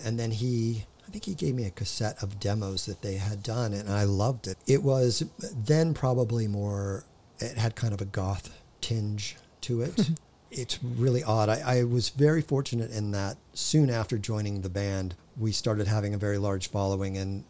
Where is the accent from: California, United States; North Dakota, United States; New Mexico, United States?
California, United States; Hawthorne; born there; I was born in Hawthorne. I'd still call that LA.